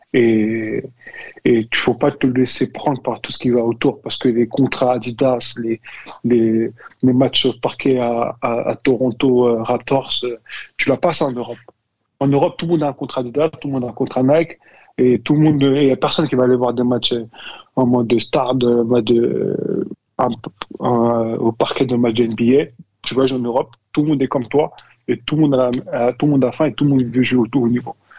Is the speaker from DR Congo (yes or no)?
no; France; moved away as an adult; j'ai grandi en France, j'ai été formé en France